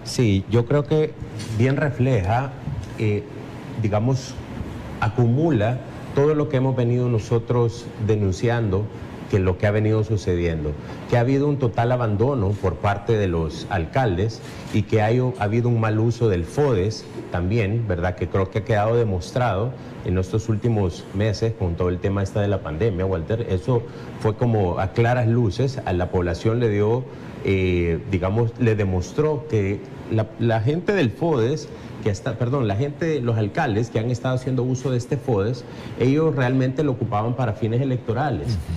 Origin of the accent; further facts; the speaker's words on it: El Salvador; salvadoreños, 7 millones que vivimos en las fronteras patrias